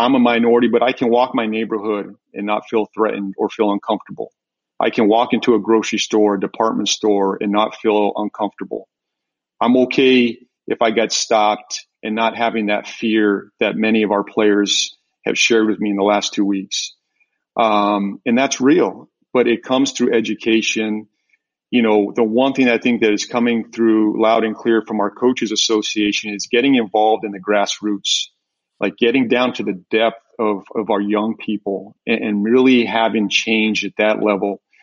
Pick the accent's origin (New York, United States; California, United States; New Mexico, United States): New Mexico, United States; moved away; I grew up in New Mexico